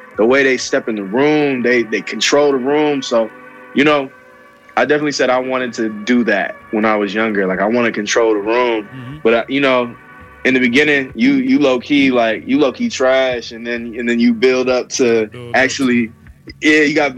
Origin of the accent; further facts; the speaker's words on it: Edison, New Jersey, United States; moved away as an adult; also born or lived in Plainfield, New Jersey; now in Atlanta, United States; I'm from Jersey, but I'm in Atlanta. Been in Atlanta these past, like, 6 years